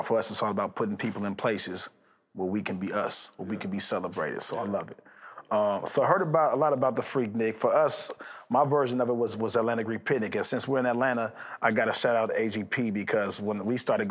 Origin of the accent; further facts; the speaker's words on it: Nigeria; I'm Nigerian